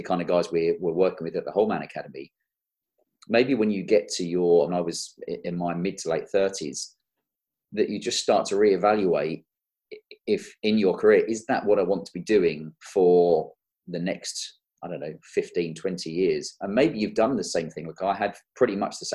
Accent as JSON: {"language": "English", "region": "London", "country": "United Kingdom", "tie": "born or raised there", "also_born_or_lived": "Kent", "moved": "as an adult", "lives_now": "Cotswolds, United Kingdom", "said": "I'm a London boy. I was born and bred in South London and down in Kent"}